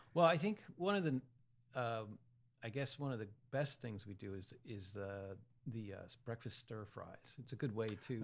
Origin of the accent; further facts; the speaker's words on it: Hanover, Pennsylvania, United States; moved away as an adult; also born or lived in College Park, Maryland; now in Easton, United States; I'm from Central P- South Central PA, uh, okay, uh, Hanover, Pennsylvania, near Gettysburg